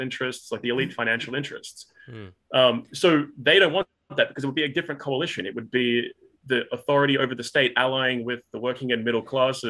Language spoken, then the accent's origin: English; Australia; I live in Australia. Obviously, I'm an Australian